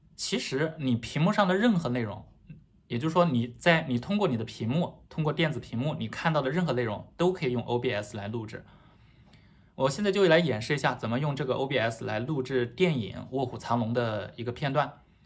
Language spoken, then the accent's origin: Chinese; China; now in Taiwan; 不过我是大陆人，所以我也习惯了说这个视频